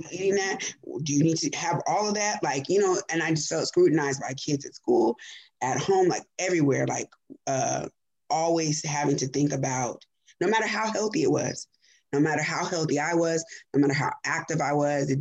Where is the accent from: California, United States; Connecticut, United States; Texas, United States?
California, United States; San Diego, Pomona; I grew up in San Diego until I was like 11. So I was in a mixed environment, right? So white culture was very strong around me. And then when I moved to Pomona